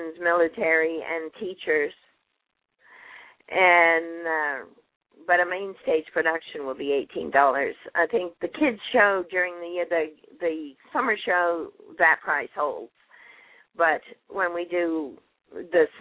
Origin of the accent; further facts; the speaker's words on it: Canada; moved away as an adult; also born or lived in England; now in Texas, United States; raised in Canada